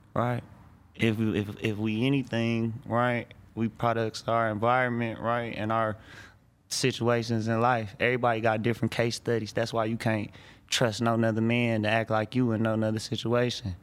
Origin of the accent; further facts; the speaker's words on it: Detroit, Michigan, United States; I'm from Detroit